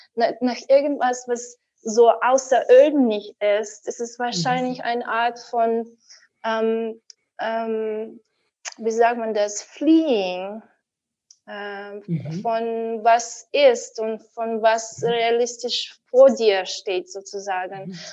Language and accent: German; Ukraine; German is a second language; now in Berlin, Germany; ich war 14 Jahre alt, damals noch in der Ukraine, wo ich geboren bin